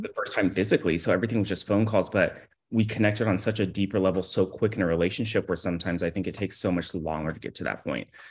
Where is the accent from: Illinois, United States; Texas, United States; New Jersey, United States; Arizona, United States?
Texas, United States; Houston; now in Austin, United States; I was born in Houston, Texas